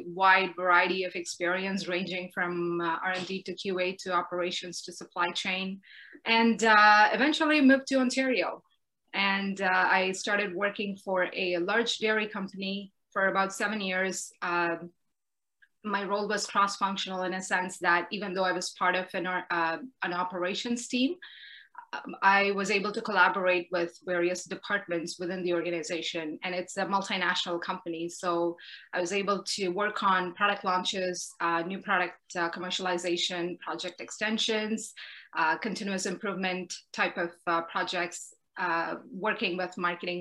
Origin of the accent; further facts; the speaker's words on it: India; now in Canada; growing up in India is part of who I am today